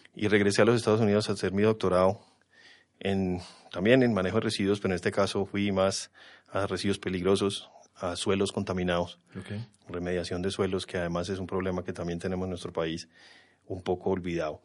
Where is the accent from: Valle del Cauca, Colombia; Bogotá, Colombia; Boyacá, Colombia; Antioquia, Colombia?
Bogotá, Colombia; Nací aquí en Bogotá, me crié aquí en Bogotá